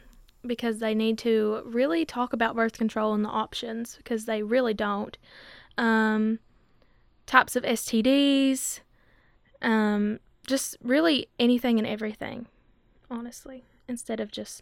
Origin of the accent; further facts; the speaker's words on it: Letcher County, Kentucky, United States; I'm from Letcher County.